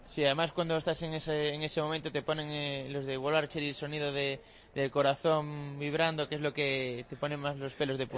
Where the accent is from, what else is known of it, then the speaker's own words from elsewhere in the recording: Cedeira, Galicia, Spain; lugar allí de Cedeira, de mi pueblo